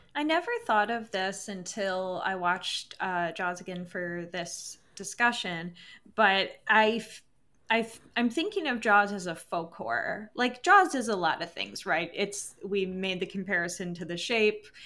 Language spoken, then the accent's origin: English; Michigan, United States; moved away; also born or lived in Upper Peninsula, Michigan; I'm originally from Michigan.